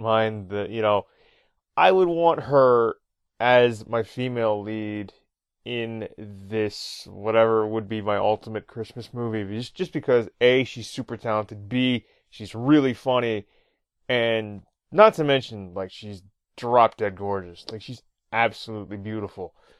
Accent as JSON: {"language": "English", "town": "Toronto", "region": "Ontario", "country": "Canada", "tie": "born or raised there", "said": "Toronto, Canada, my hometown"}